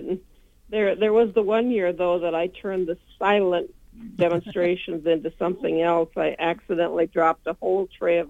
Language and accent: English; Minnesota, United States; Well, it was from the western part of the county, west of Klossner, or a little bit southwest of Klossner, just across the river from New Ulm